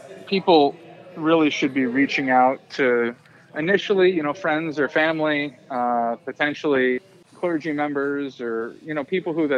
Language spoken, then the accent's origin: English; Minnesota, United States; moved away; I'm from Minnesota.